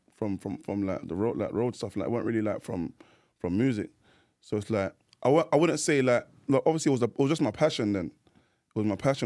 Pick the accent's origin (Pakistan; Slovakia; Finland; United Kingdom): United Kingdom; London; grew up in, uh, um, North London, Edmonton. That's my area